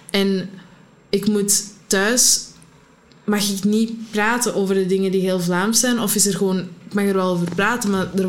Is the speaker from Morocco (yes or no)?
yes; Morocco; now in Antwerp, Belgium; Ik ben Marokkaans, maar ik ben mijn schuldgevoel um, moeten opgroeien dat ik Marokkaans was